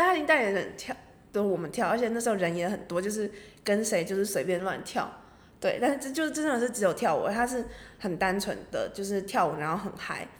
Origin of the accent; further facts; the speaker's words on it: Taiwan; 我本身是台湾人，所以我过去之后等于是有三个文化的交流或是三个文化的冲击碰撞等等，包，就是我原生的台湾的文化